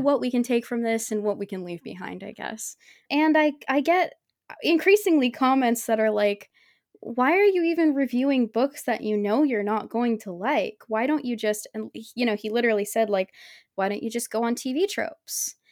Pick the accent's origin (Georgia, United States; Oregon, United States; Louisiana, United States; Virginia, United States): Oregon, United States; I'm from Oregon